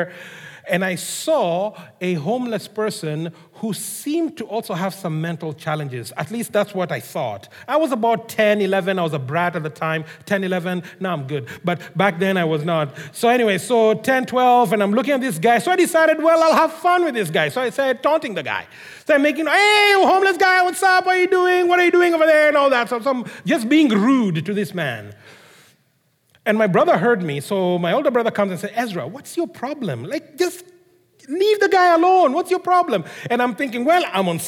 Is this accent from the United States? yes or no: no; Kenya; moved away; I grew up in Kenya, as most of you know. In case you didn't know, surprise, I grew up in Kenya.